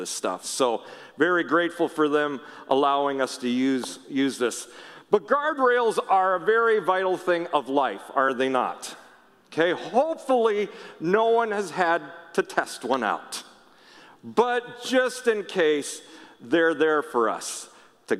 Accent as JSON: {"language": "English", "region": "Minnesota", "country": "United States", "tie": "born or raised there", "said": "I grew up in Minnesota, but a lot of our family lived out in Washington State"}